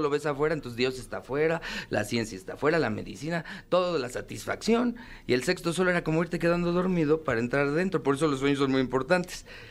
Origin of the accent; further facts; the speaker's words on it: Mexico; como mexicano